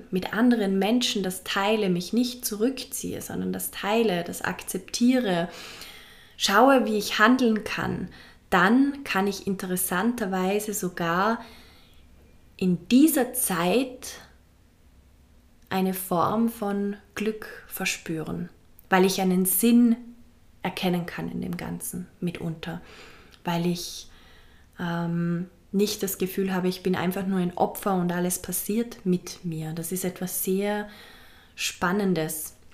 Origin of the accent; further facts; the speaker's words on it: Vorarlberg, Austria; now in Fuerteventura, Spain; einige Wochen in meiner Heimat in Vorarlberg. Es war wunderschön. Ich habe es sehr geliebt und bin jetzt gerade wieder zurück auf Fuerteventura, meiner momentanen zweiten Heimat.